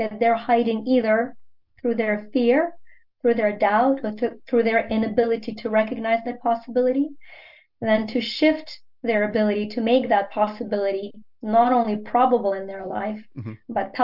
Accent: Ukraine; first language Ukrainian; English is a second language; now in United States; growing up in the Soviet Union

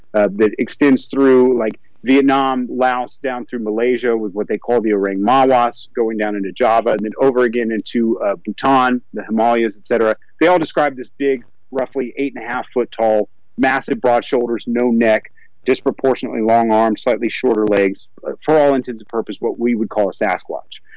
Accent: Southern Appalachians, Northeast Georgia, United States; I grew up in Northeast Georgia in the Southern Appalachians.

